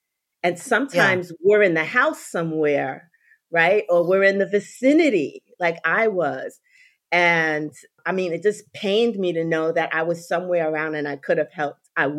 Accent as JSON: {"language": "English", "region": "New York", "country": "United States", "said": "And I live in Florida. Not always. I'm a New Yorker people. I'm just a transplanted Floridian now."}